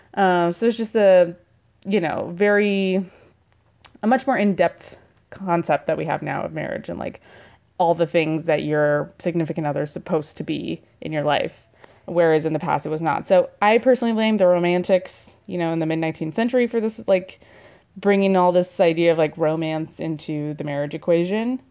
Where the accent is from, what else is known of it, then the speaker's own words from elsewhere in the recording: California, United States; I'm from California